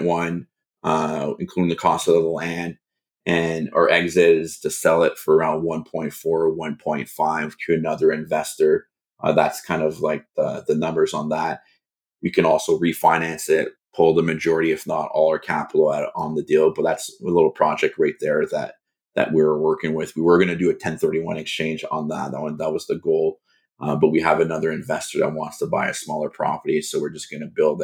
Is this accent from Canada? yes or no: yes; Canada; as a Canadian